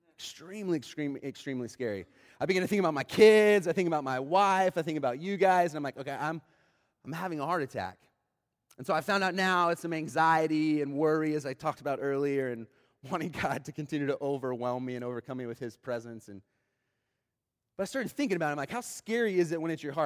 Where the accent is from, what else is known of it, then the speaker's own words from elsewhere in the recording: Oklahoma City, Oklahoma, United States; I grew up in Oklahoma City